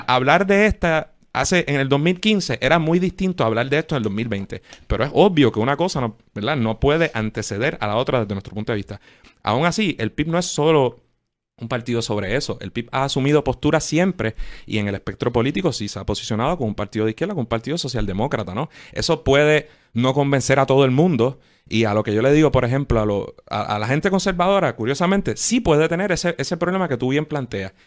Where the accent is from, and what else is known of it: Puerto Rico